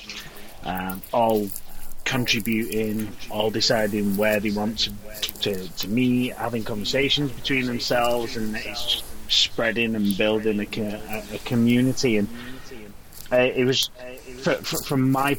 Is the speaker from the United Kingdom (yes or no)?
yes; Warrington, North West England, United Kingdom; I am from Warrington, in the northwest, somewhere sandwiched between Manchester and Liverpool